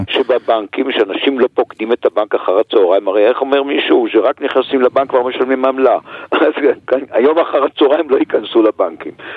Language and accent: Hebrew; Jerusalem, Jerusalem District, Israel; כירושלמי, כיליד העיר הזאת